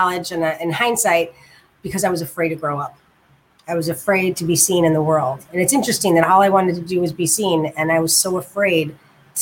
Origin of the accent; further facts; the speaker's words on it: Chicago, Illinois, United States; also born or lived in Germany / West Lafayette, Indiana; I'm from Chicago. Yes, Chi-Chi Town. I've lived here for most of my life, except for 8 years when I lived in Germany